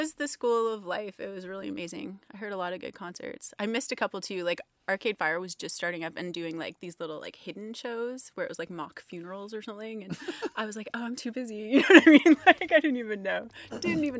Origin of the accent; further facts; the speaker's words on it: Canada; also born or lived in Toronto / France; definitely can't speak German. I'm Canadian.